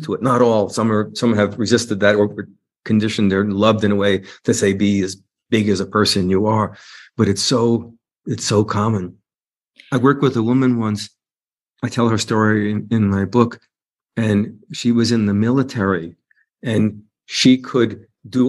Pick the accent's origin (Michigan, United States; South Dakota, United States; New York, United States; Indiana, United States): New York, United States; New York City; I'm a New Yorker